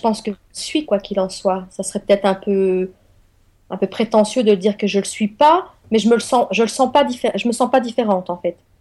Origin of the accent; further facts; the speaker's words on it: France; also born or lived in eastern France; je suis française